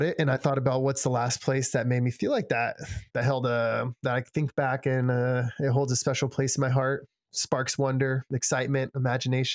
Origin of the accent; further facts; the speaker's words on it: San Diego, California, United States; I grew up in San Diego